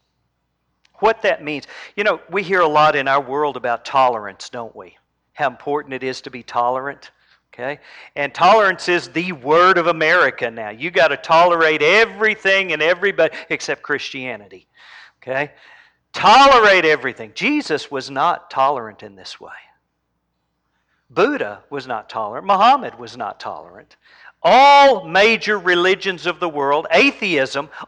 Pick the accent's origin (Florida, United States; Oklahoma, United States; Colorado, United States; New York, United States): Oklahoma, United States; I was raised in Oklahoma.